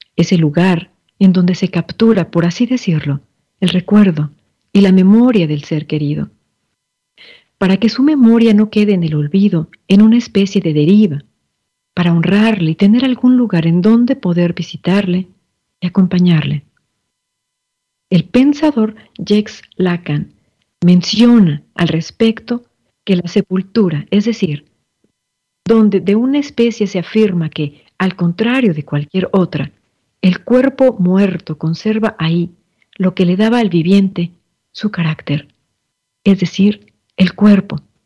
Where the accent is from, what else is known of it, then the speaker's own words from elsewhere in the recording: Mexico; desde mi ser mexicana